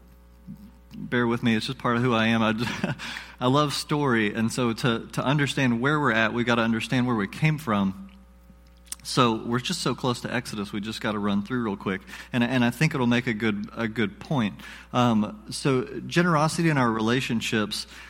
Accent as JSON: {"language": "English", "region": "the South", "country": "United States", "said": "I'm from the South, so we pronounce things funny."}